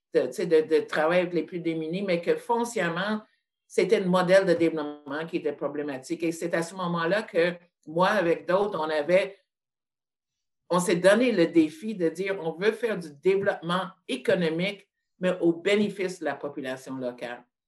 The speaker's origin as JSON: {"language": "French", "town": "Montreal", "region": "Quebec", "country": "Canada", "tie": "born or raised there", "said": "je suis née à Montréal en 1951"}